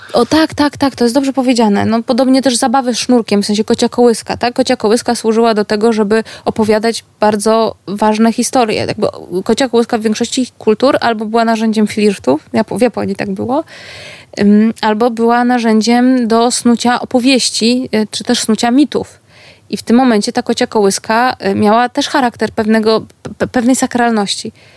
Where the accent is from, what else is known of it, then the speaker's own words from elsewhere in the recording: Gdańsk, Pomeranian Voivodeship, Poland; jestem z Gdańska, z miasta, które było portowo-handlowe